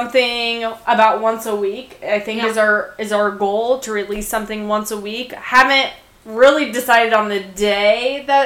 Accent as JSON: {"language": "English", "region": "Central Illinois", "country": "United States", "tie": "born or raised there", "said": "we're from Central Illinois, and my dad, where I grew up is where my dad grew up"}